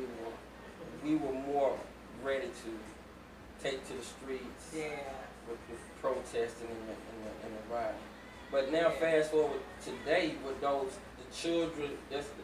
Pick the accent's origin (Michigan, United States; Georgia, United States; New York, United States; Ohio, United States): Georgia, United States; Atlanta; my hometown, Summerhill, Georgia